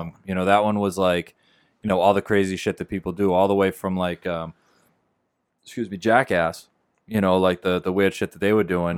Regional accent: Beverly, United States; We live in Beverly

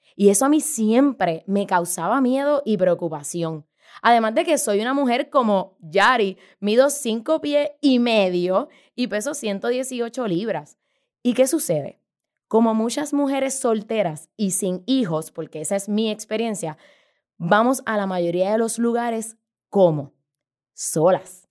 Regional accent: San Juan, Puerto Rico; Yo nací y crecí en San Juan, Puerto Rico, este hermoso archipiélago

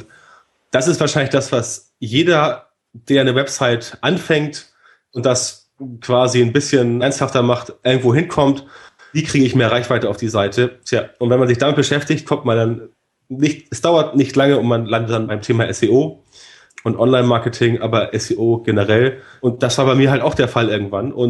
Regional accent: Elmshorn, Schleswig-Holstein, Germany; also born or lived in Hamburg; Wie gesagt, aus Hamburg komme ich, aufgewachsen vor den Toren Hamburgs in Elmsho

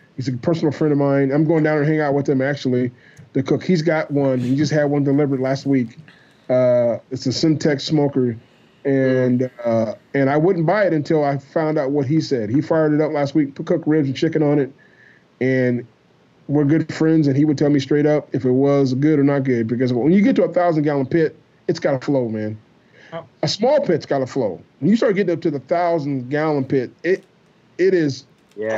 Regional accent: Iowa, United States; I'm from Iowa

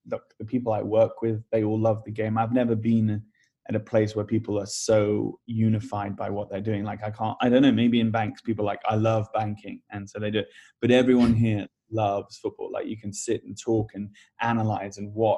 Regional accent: Cayman Islands; moved away; also born or lived in England / United States; I grew up in the Cayman Islands, school in England, and then university in the States

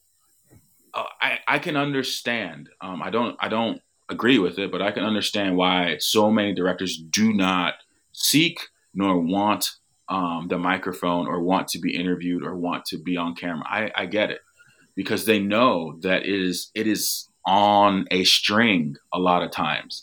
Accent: United States; as an American, as somebody who does not live in the UK

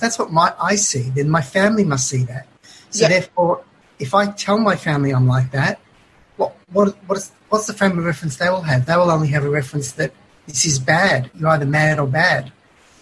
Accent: Melbourne, Victoria, Australia; I was born in Melbourne, in Glen Waverley, an outer southeastern suburb, and raised yeah. there.

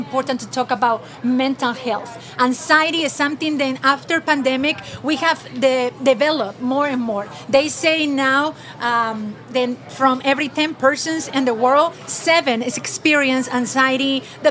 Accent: Peru; moved away as an adult; now in United States; I'm originally from Peru

